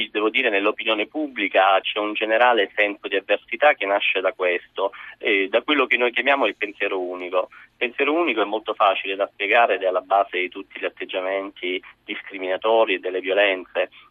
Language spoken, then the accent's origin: Italian; Sicily, Italy; io vengo dalla Sicilia, sono stato lì fino a due giorni fa